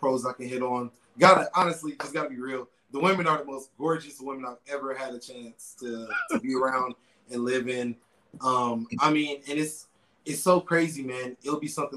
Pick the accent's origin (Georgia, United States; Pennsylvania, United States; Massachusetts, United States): Georgia, United States; Atlanta; moved away as an adult; also born or lived in China / Mexico; now in Medellín, Colombia; I'm born and raised in Atlanta, Georgia